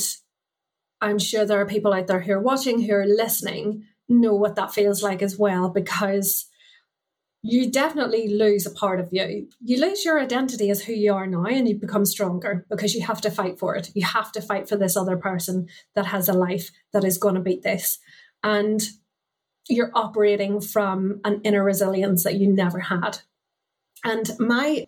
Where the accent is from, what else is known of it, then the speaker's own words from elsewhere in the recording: Ireland; as a Catholic growing up in Ireland, I went to a convent school